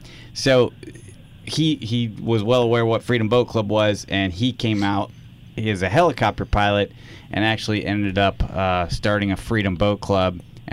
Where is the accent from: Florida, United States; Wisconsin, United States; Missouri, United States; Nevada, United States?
Florida, United States; Sarasota; moved away as an adult; we grew up in Sarasota